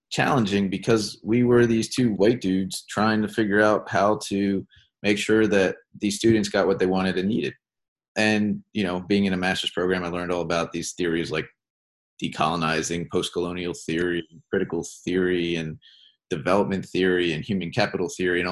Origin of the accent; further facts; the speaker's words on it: Baltimore, Maryland, United States; I'm originally from Baltimore